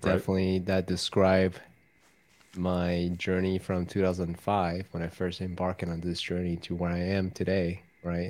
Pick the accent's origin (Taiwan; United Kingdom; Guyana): Taiwan; I was raised in Taiwan from a Confucius teaching background